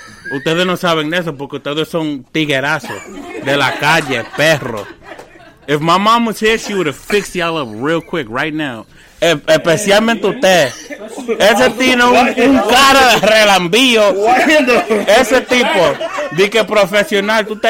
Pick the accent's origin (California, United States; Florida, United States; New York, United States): New York, United States; New York City; also born or lived in Queens, New York; originally born and raised in Brooklyn